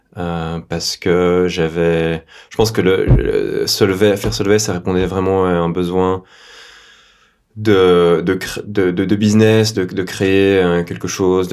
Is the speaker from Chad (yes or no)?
no; Belgium; j'ai 37 ans, je suis belge